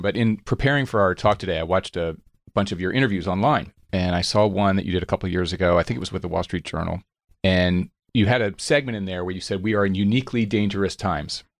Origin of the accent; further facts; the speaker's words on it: Radnor, Pennsylvania, United States; just outside of Philadelphia, Radnor, Pennsylvania